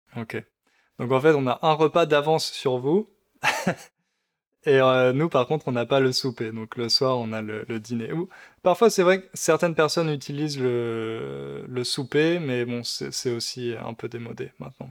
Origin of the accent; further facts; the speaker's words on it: Centre region, Centre-Val de Loire, France; accent: accent de région centre; moi aussi j'ai un accent, l'accent de région centre.